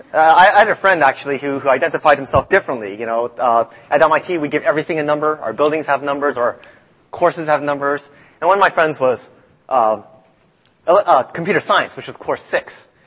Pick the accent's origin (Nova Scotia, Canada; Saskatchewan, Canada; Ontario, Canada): Nova Scotia, Canada; also born or lived in Boston, United States; now in United States; I grew up in Canada.